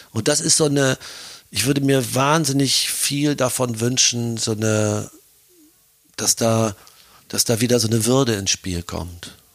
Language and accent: German; Germany; now in Austria; rede jetzt von mir als Deutscher, als Piefke in Österreich